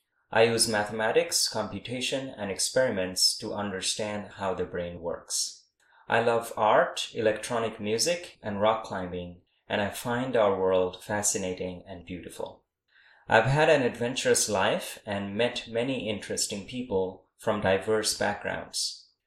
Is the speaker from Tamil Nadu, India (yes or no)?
no; Kolkata, West Bengal, India; moved away as an adult; also born or lived in Austin, Texas, United States; I was born and raised in Kolkata, India, where I got my bachelor's and master's degrees in physics. Then I came to Austin, Texas, in the United States for my PhD.